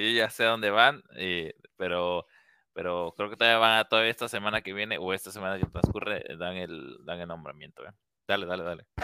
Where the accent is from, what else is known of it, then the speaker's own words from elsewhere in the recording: Mexico; todos somos mexicanos